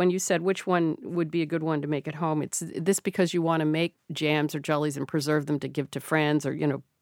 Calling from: Cambridge, Massachusetts, United States; I'm calling from Cambridge, Massachusetts.

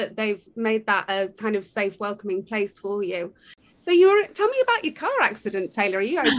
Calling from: London, United Kingdom; I'm dialing in live from London, from the UK.

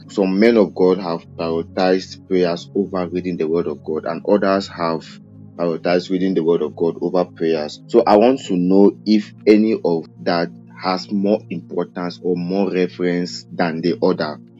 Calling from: Buea, Southwest Region, Cameroon; from Buea, Cameroon.

